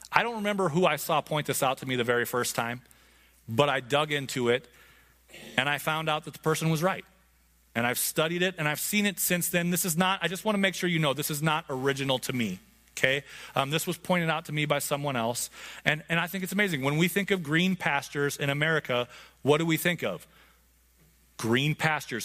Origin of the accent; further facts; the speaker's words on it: Montana, United States; I grew up in Montana